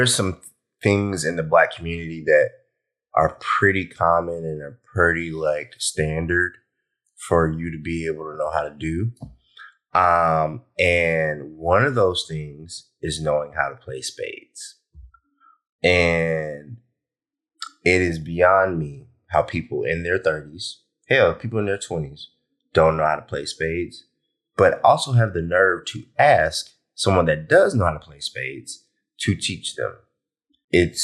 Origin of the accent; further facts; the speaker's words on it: Columbus, Georgia, United States; I'm from Georgia. If you know me, from Columbus, Georgia, not from Atlanta